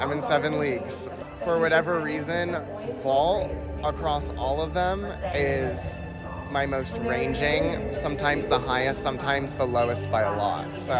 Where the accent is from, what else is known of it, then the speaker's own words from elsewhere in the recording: Baltimore, Maryland, United States; So I was born in Baltimore.